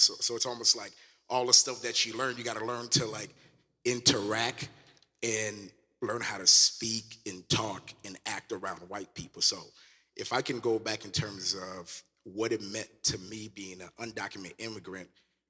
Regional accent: Fort Lauderdale, Florida, United States; moved away as an adult; also born or lived in Haiti / Illinois; So I grew up in South Florida, Fort Lauderdale, Florida, and it was a predominantly urban black area. And then so I had to assimilate and learn to be black, right, as you would say. And then as I got older, I moved to Illinois

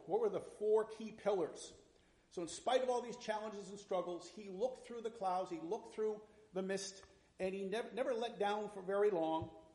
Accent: north central Massachusetts, United States; I grew up in the Methodist Church, small town in, in north central Massachusetts back in the 1960s

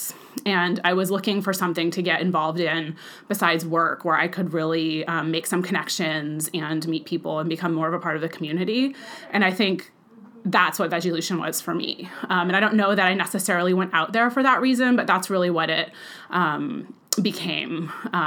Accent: Bakersfield, California, United States; moved away; I grew up in Bakersfield, and I lived there from the age of 4 through when I graduated from high school

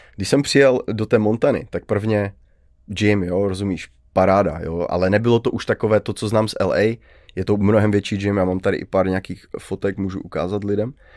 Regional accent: Karviná, Moravian-Silesian Region, Czechia; jako Karviňák

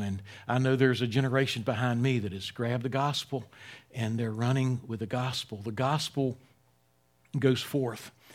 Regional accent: Wilmington, North Carolina, United States; I'm from Wilmington, North Carolina. Uh, in my early teens, started going to Grace Baptist Church there

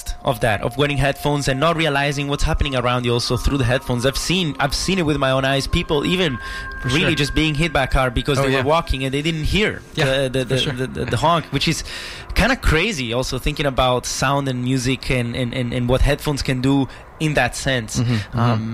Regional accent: Italy; now in Vancouver, Canada; us coming from Italy and knowing what it is to be there and what it is to be here

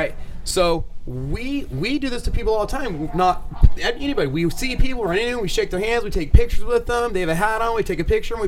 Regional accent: California, United States; we're from California

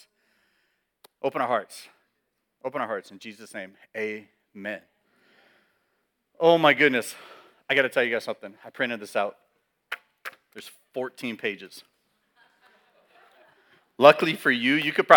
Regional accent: California, United States; I'm born and raised in California.

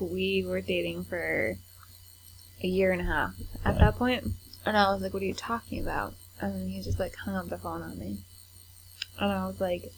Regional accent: Nashua, New Hampshire, United States; I grew up in Nashua.

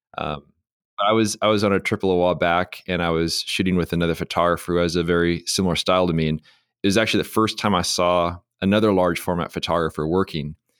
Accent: San Diego, California, United States; I'm from San Diego

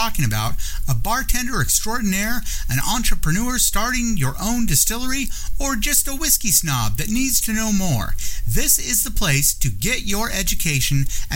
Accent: Washington, United States; I'm from Washington State

